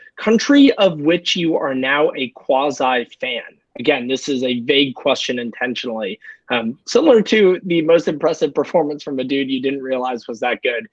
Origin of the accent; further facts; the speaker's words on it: United States; as an American